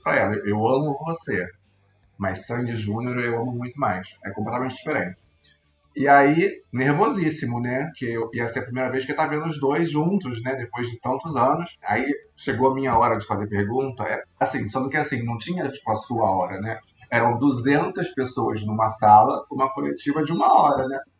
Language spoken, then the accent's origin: Portuguese; Rio de Janeiro, Brazil; eu sou do Rio, fui para São Paulo só para isso.